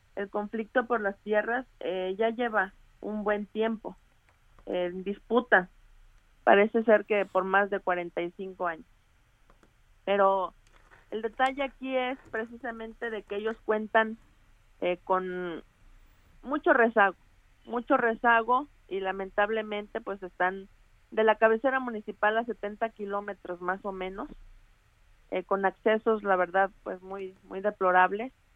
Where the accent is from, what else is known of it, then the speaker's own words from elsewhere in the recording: Cintalapa, Chiapas, Mexico; estoy buscando trabajar en Cintalapa por mi pueblo